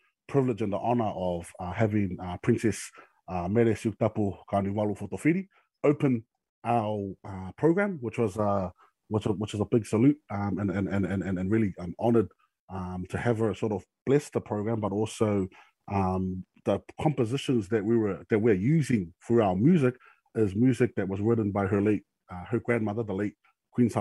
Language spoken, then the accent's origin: English; Auckland, New Zealand; I was born here in New Zealand, and family's been here, came here in 1976, and we basically live here in central Auckland